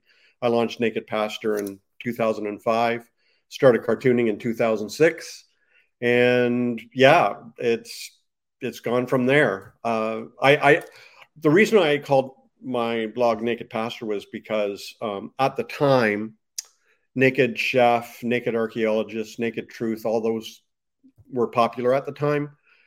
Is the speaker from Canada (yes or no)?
yes; Canada; I ended up going to a Pentecostal Bible college in the States. I'm from Canada, by the way, in the States.